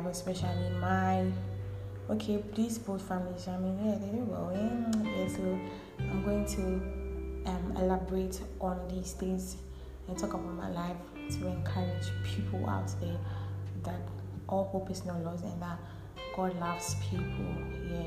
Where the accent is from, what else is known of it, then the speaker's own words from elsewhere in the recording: Ghana; I'm a Ghanaian.